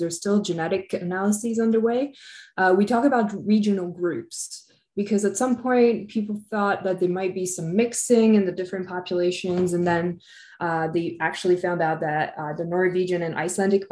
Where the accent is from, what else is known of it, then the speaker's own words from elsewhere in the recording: Évian-les-Bains, Auvergne-Rhône-Alpes, France; I was born and raised in French. I actually come from the French Alps in a little town called Evian.